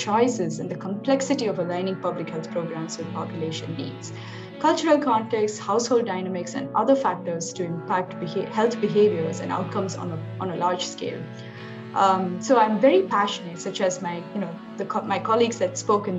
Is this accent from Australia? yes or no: no; India; moved away as an adult; now in Union City, United States; I grew up in India and later moved to the US in 2012. I live in Union City Bay Area with my husband and my 2-year-old daughter.